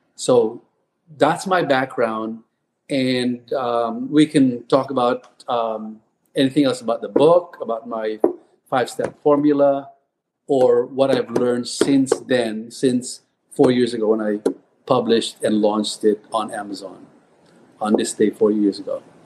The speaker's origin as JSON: {"language": "English", "country": "Philippines", "tie": "born or raised there", "also_born_or_lived": "Texas", "moved": "as an adult", "lives_now": "United States", "said": "I was born and raised in the Philippines"}